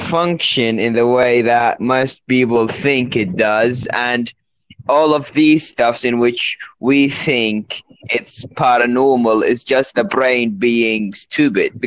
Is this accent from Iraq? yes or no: yes; Iraq; accent: London; I'm actually from Iraq.